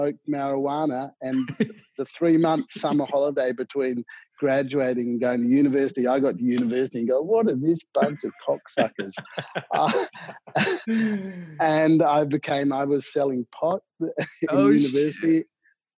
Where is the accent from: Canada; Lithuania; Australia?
Australia; Perth, Western Australia; moved away as an adult; also born or lived in Ghana / Wales; now in Japan; I grew up in Perth, Western Australia